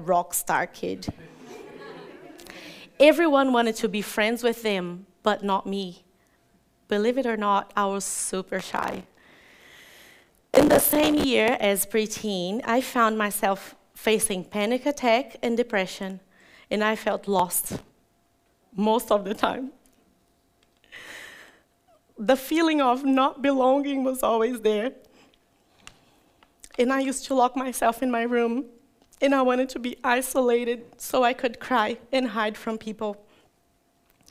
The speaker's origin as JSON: {"language": "English", "town": "Catalão", "region": "Goiás", "country": "Brazil", "tie": "born or raised there", "also_born_or_lived": "Japeri, Brazil", "said": "I was 2 years old when we moved to Catalão, so I know that town as my hometown. There I was raised"}